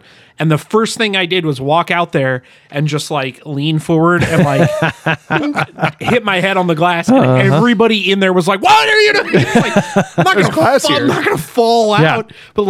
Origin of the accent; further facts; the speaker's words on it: Detroit, Michigan, United States; now in Kansas City, United States; I grew up in Detroit.